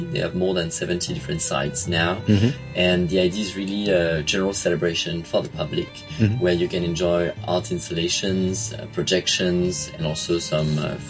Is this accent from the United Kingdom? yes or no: no; Lyon, Auvergne-Rhône-Alpes, France; moved away as an adult; now in Hong Kong; So I'm French. I was actually born in Lyon, which is a city where we already have a very big light festival called the Fête des Lumières.